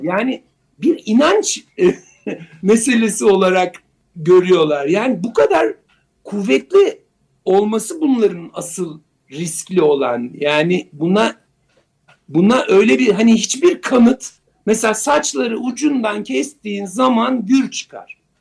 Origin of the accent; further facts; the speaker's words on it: Turkey; bizim memlekette